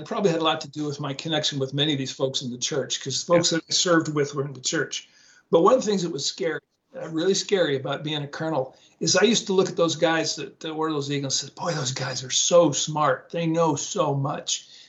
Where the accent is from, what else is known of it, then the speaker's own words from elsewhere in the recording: West Coast, United States; Not a Seahawks fan because I grew up in the West Coast